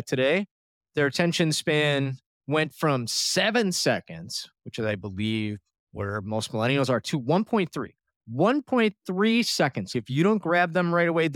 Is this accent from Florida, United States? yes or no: yes; Florida, United States; We're both from Florida